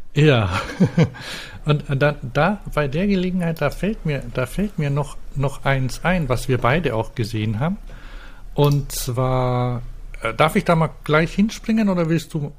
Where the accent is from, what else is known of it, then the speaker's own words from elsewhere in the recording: Franconia, Bavaria, Germany; bei uns in Franken